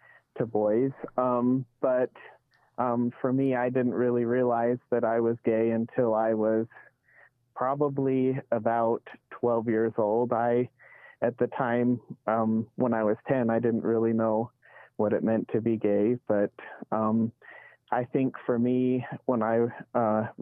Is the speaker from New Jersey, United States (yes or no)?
no; Provo, Utah, United States; I grew up in Provo